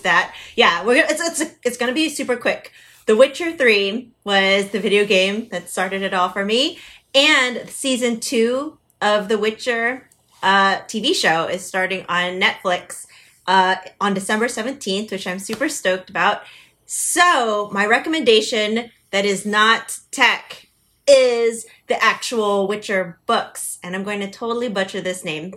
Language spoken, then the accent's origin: English; United States; I'm too American